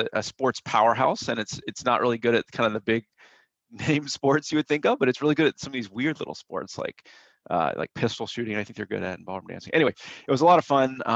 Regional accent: Atlanta, Georgia, United States; I grew up in Atlanta, Georgia

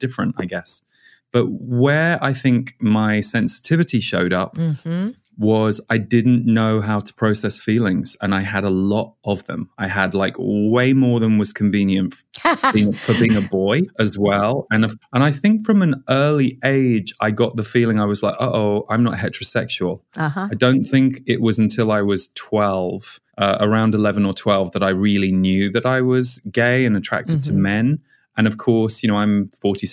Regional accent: Windsor, South East England, United Kingdom; moved away as an adult; also born or lived in Birmingham, United Kingdom / Boulder, Colorado; now in California, United States; we moved from where I was born in Birmingham in the UK to when I was 6 years old, we moved just outside Windsor.

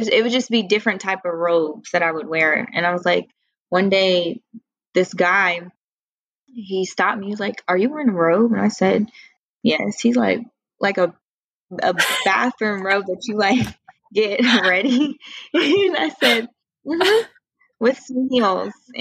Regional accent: Columbus, Ohio, United States; now in Washington, D.C., United States; back home, it was like, you know, I'm from Columbus, Ohio, so it's small Midwest town.

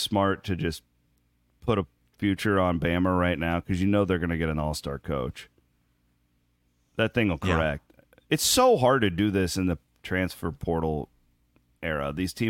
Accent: Iowa, United States; He's just a columnist that I grew up reading in Southern Iowa. We get the KC Star a lot. We get a lot of Kansas City stuff.

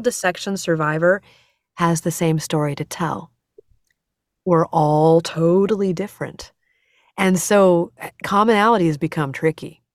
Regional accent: United States; I'm American

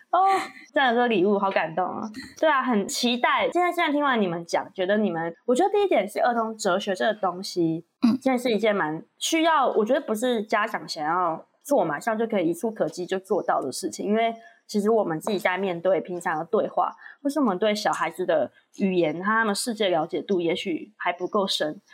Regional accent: Taiwan; 我以前也是台湾教育长大的

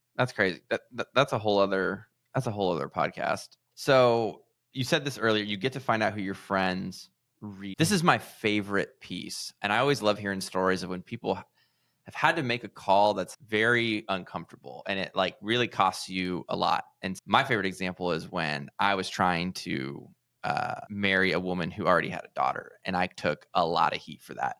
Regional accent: California, United States; I'm from California

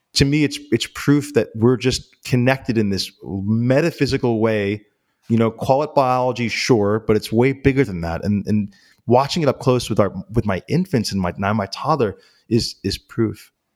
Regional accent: New York City, New York, United States; I grew up in, in New York City

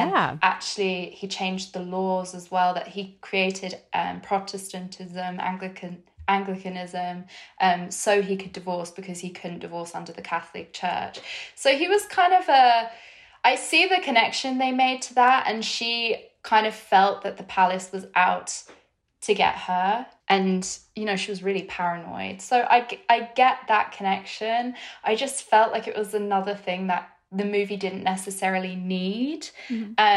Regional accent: United Kingdom; I'm British

